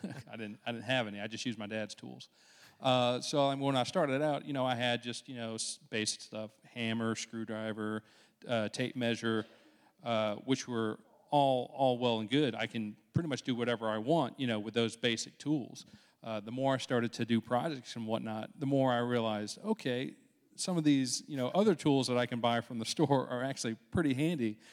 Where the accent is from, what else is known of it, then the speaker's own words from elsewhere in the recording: Dothan, Alabama, United States; I grew up in Dothan pretty much my entire life so far.